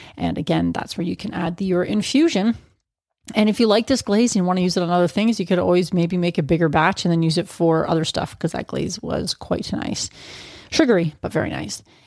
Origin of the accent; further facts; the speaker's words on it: Canada; as a Canadian